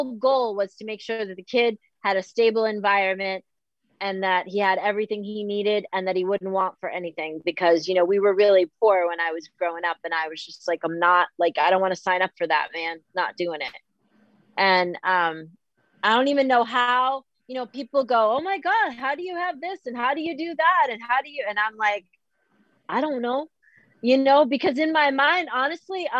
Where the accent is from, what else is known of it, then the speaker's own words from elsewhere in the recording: Boston, Massachusetts, United States; I'm from Boston